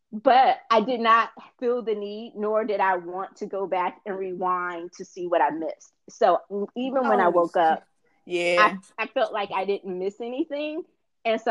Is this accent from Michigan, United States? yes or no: no; Indiana, United States; being from Indiana myself